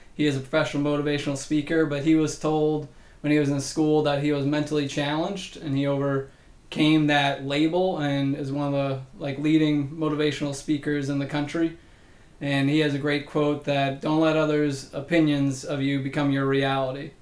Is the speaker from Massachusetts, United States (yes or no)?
yes; Massachusetts, United States; moved away; I'm a originally from Massachusetts, born and raised there